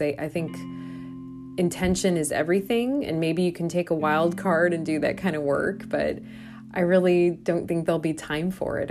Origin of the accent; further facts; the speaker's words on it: Iowa, United States; now in Milwaukee, United States; my home state, uh, I think of One Iowa specifically